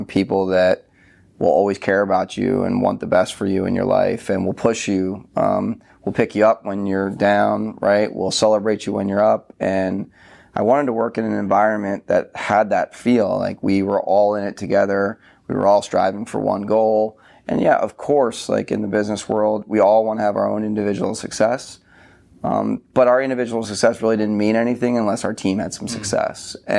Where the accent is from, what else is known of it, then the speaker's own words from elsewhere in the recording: New Jersey, United States; also born or lived in Philadelphia; So I grew up in New Jersey. I was born in Philadelphia, raised in South Jersey.